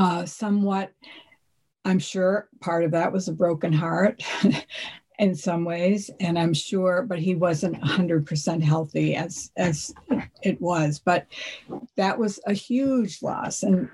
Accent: Hingham, Massachusetts, United States; I grew up in Hingham, a lovely town on the South Shore of Massachusetts. And I was part of a family of five.

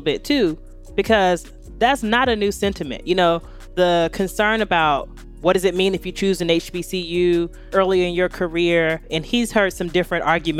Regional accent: Greensboro, North Carolina, United States; I grew up in Greensboro, and that's where North Carolina A&T is, and it's where Bennett College is, which is a women's HBCU. It's a huge university town.

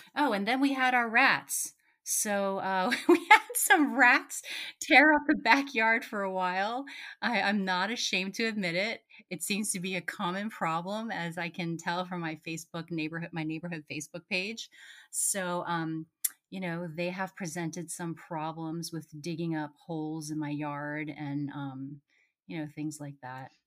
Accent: Potomac, Maryland, United States; now in Rockville, United States; I'm actually in Rockville, which is right next to Potomac. I grew up in Potomac.

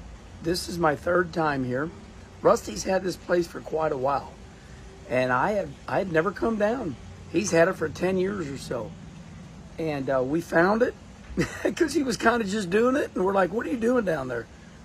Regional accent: Midwest, United States; I grew up in the Midwest

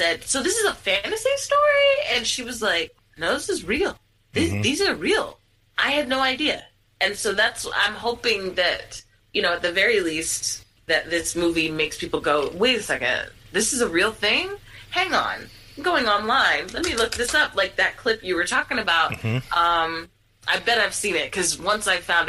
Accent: Philadelphia, Pennsylvania, United States; I am born and raised in Philly

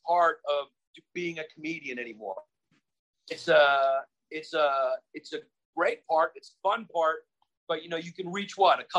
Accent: New York City, New York, United States; I'm from Brooklyn, New York.

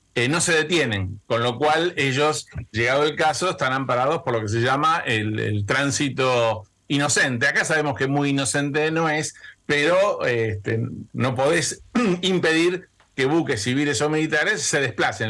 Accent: Argentina

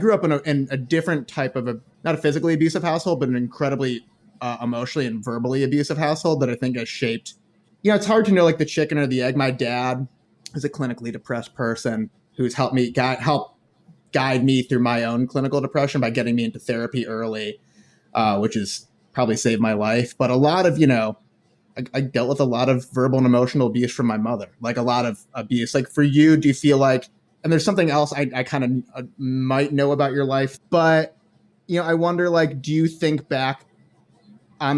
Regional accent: Chicago, Illinois, United States; also born or lived in Ohio; I'm from Chicago

